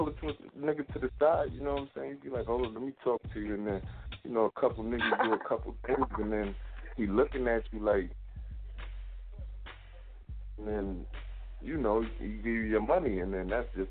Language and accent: English; New Jersey, United States; I'm from Jersey.